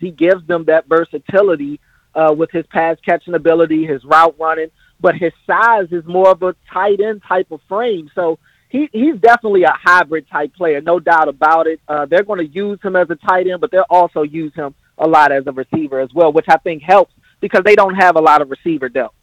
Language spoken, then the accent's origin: English; United States; moved away as an adult; now in Baltimore, United States; I'm from the other side of the Beltway. I moved out to Baltimore to go to Morgan State